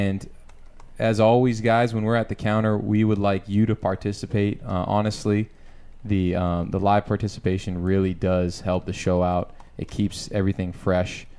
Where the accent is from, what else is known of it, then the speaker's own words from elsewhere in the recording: Canada; now in Mililani, United States; Canada, the homeland